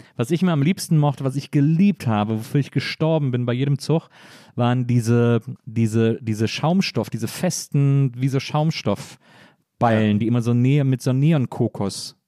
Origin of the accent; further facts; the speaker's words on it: Wesseling, North Rhine-Westphalia, Germany; also born or lived in Bonn; ich bin ja äh, in Wesseling groß geworden